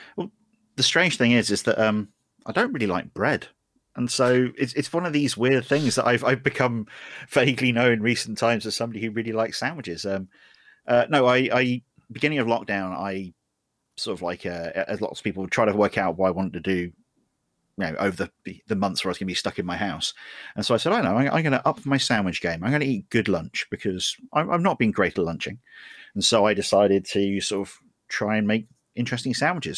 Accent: United Kingdom; I'm British.

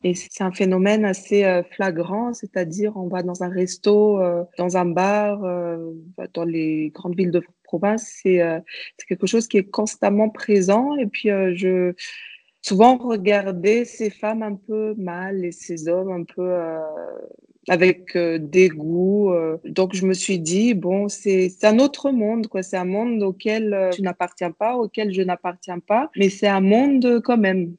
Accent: Madagascar; also born or lived in Europe; je suis euh, franco-malgache. Je suis née à Madagascar en 1986 et euh, j'y habite depuis, à part quelques années en Europe

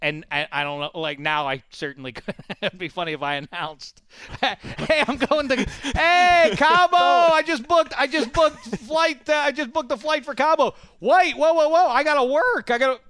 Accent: Colombia; I'm a soccer fan and I'm from Colombia.

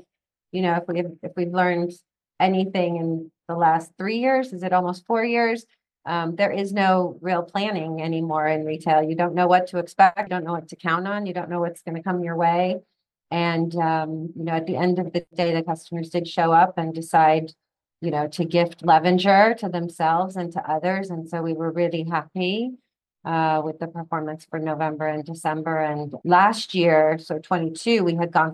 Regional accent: London, United Kingdom; moved away as an adult; also born or lived in Mexico / Venezuela / Spain / Boston; now in Florida, United States; I was actually raised in London, England, or I was born in Mexico, lived in Venezuela, Spain, and then I was about four when we settled in London

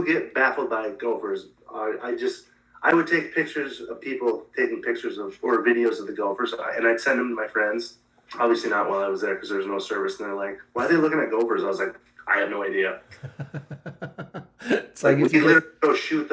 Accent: Montana, United States; I'm from Montana

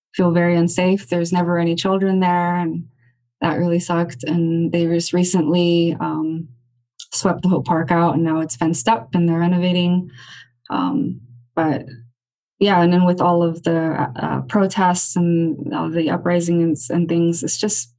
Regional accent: Los Angeles, California, United States; I'm born and raised here right outside downtown LA. So, you know, I grew up hanging out around Skid Row

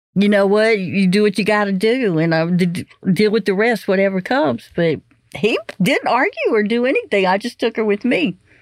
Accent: Beaumont, Texas, United States; I grew up in the Beaumont area

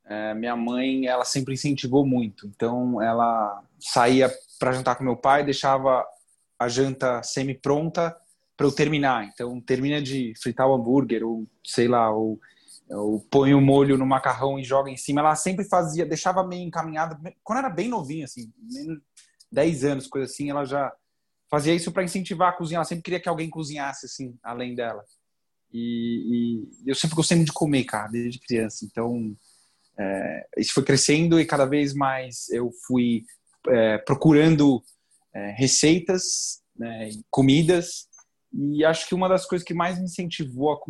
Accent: Canada; Talvez a criação que. Fui criado no Canadá e aí fica essa brincadeira toda aí, a barba ruiva também

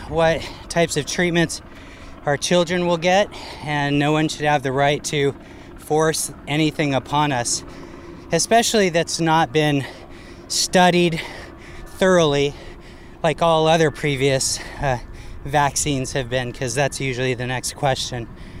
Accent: California, United States; now in Oakland, United States; I'm from the Bay Area and I live in Oakland.

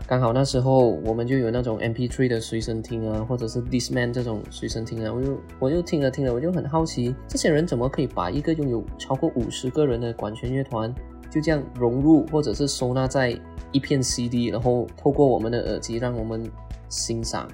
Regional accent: Malaysia; now in Los Angeles, United States; 我是来自马来西亚的

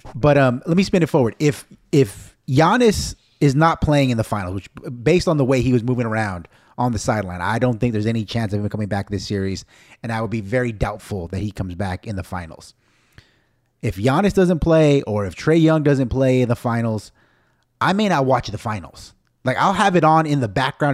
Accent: United States; I'm Mexican-American, I'm so American

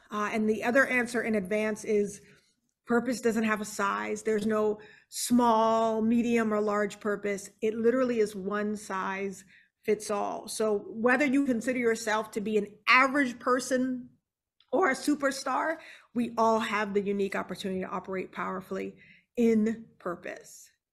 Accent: Charleston, South Carolina, United States; now in Houston, United States; We're originally from Charleston, South Carolina

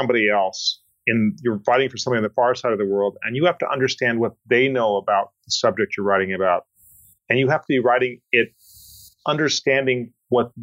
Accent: Colorado, United States; I grew up in Colorado

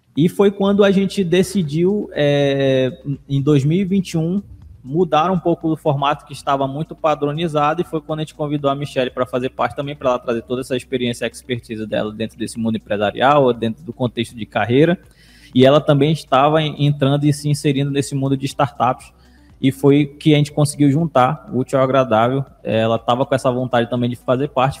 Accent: Manaus, Amazonas, Brazil; lá na Alvorada, que eu nasci na Alvorada

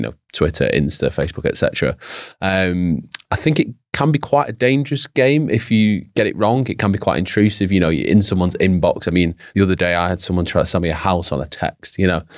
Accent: United Kingdom; Brits are quite

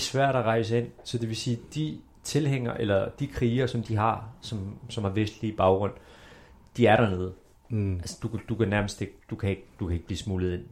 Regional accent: Denmark; Vi er født mm. i Danmark

